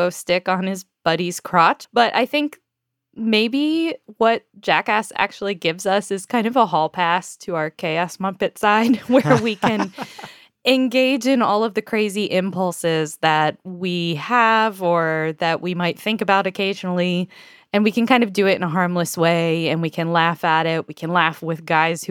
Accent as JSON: {"language": "English", "country": "United States", "said": "I am an American"}